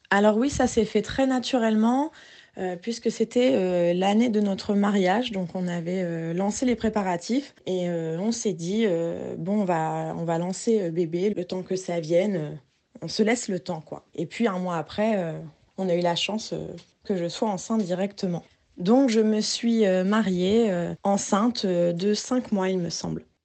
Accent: Rouen, Normandy, France; on vient de Rouen

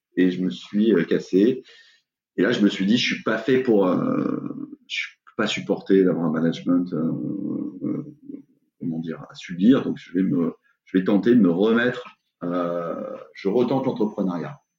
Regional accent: Aix-en-Provence, Provence-Alpes-Côte d'Azur, France; also born or lived in Bordeaux / England; je viens d'Aix-en-Provence et euh, aujourd'hui, la boîte est encore à Aix-en-Provence. J'ai pas passé ma vie à Aix-en-Provence, mais j'ai un peu bougé à Bordeaux

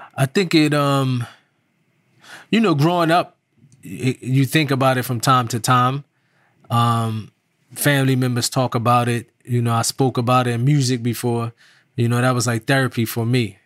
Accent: Irvington, New Jersey, United States; I was from New Jersey, but that particular time growing up, my neighborhood in Irvington

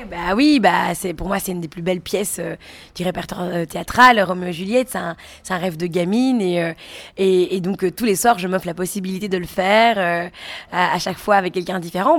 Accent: Belgium; moi je suis belge

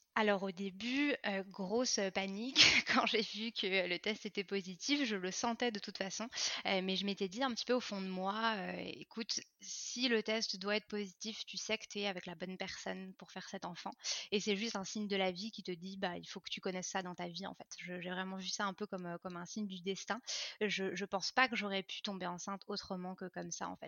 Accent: France; moved away as an adult; now in Montreal, Canada; je suis française d'origine mais je vis à Montréal depuis 9 ans

